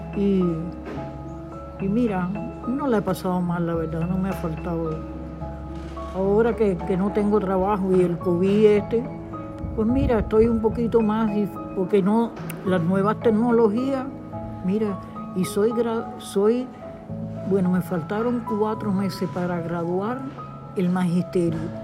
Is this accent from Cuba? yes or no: yes; Cuba; moved away as an adult; now in Spain; salí de Cuba por el comunismo asqueroso que tenemos allá hace 60 años